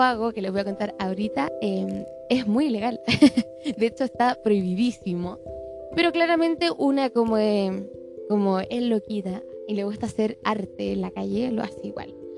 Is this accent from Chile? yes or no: yes; Chile; Chile, que es el país donde vivo y de donde soy